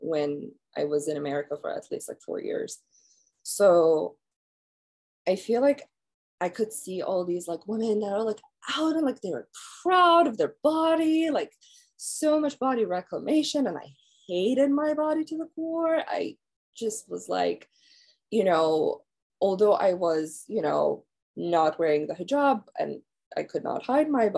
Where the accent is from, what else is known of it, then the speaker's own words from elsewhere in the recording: Iran; moved away as an adult; now in United States; growing up in Iran